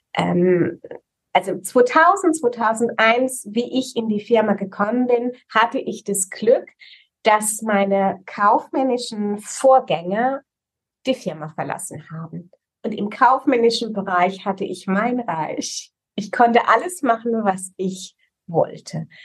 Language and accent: German; Rhineland-Palatinate, Germany; Ich bekenne mich als Pfälzerin